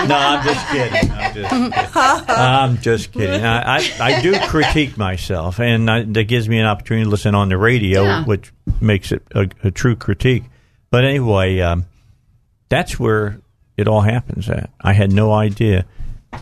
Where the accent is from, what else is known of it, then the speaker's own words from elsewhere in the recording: Hammond, Indiana, United States; moved away as an adult; also born or lived in Gary, Indiana; Northwest Indiana. I was born in Gary